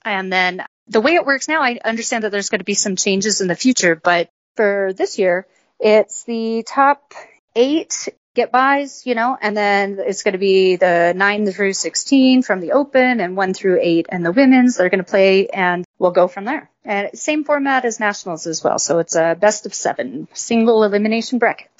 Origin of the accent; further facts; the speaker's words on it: Colorado, United States; I grew up in Colorado